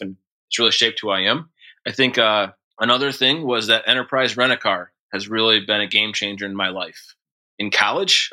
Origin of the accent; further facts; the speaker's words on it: Montcalm County, Michigan, United States; also born or lived in Forest Hills, Michigan; we grew up in Montcalm County, which is the county over from where Grand Rapids is located